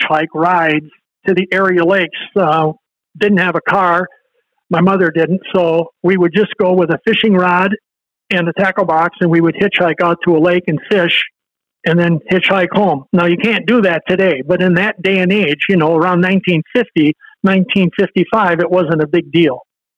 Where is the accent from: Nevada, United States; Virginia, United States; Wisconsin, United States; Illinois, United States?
Wisconsin, United States; Racine; I was born in Racine, Wisconsin